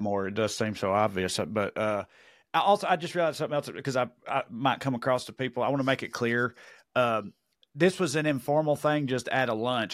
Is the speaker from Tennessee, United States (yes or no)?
yes; Tennessee, United States; accent: Tennessee; heard my accent, where he from, oh, Tennessee